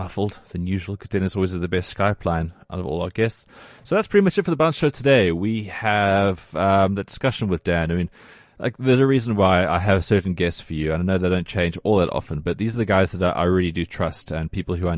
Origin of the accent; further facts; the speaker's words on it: South Africa; as a South African